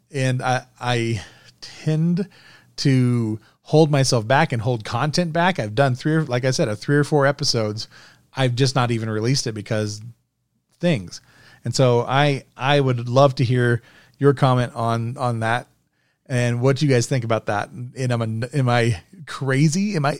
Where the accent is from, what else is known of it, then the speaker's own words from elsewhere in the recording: Germany; I grew up in part in, because my dad was in the army. I grew up in Germany.